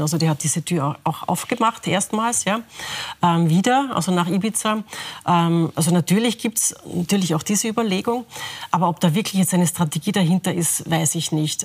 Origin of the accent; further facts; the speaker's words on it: Lower Austria, Austria; Ich bin Niederösterreicherin